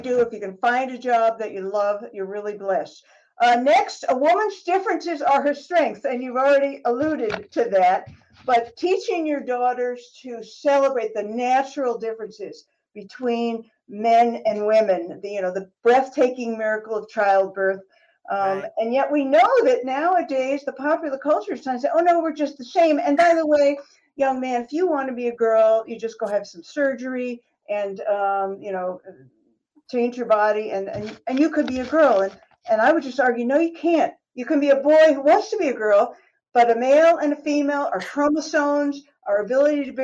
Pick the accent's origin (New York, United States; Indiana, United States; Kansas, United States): New York, United States; I grew up in New York State